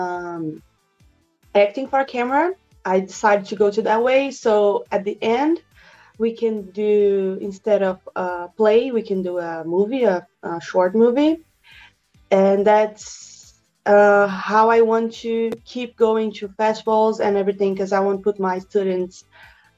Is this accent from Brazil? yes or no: yes; Brazil; I'm from Brazil.